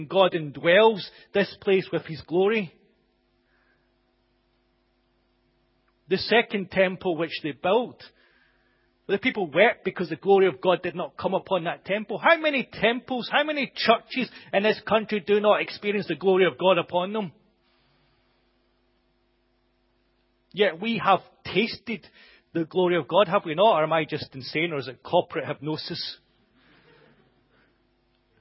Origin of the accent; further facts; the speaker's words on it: United Kingdom; us as British people